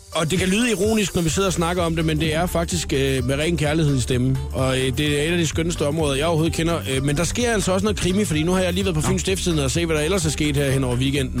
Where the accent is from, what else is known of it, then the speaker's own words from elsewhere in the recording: Svendborg, Southern Denmark, Denmark; moved away; vi, øh, har begge to haft vores ungdom i, øh, Svendborg